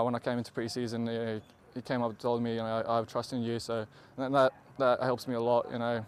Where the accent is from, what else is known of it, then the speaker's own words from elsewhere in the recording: Brisbane, Queensland, Australia; this is my hometown club.